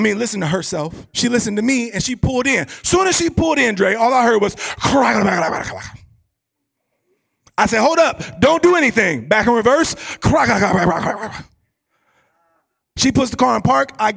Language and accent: English; Ohio, United States; I'm from Ohio